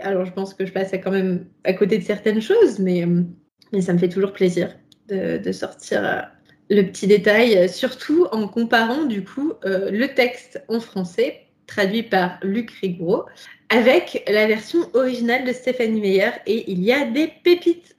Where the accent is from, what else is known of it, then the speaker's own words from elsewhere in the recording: France; Ici, nous sommes français, nous sommes trois petits euh, franchouillards